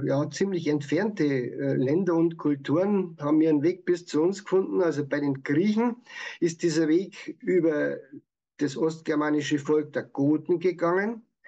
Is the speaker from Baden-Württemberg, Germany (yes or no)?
no; Petershausen, Bavaria, Germany; accent: Bavarian; also born or lived in Weichs; in Petershausen, wo ich geboren bin, da sagt man zum Geld, zum Geld, Geld. Und gleich daneben in Weix, bei uns jetzt, wo ich jetzt wohne